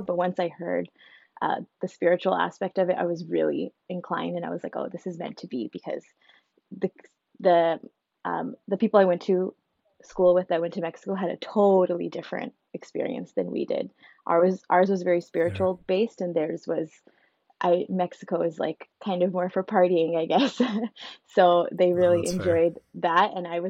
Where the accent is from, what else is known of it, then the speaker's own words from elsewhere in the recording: Vancouver, British Columbia, Canada; also born or lived in Ontario; I was born in Ontario. We moved to Vancouver when I was about 6 years old.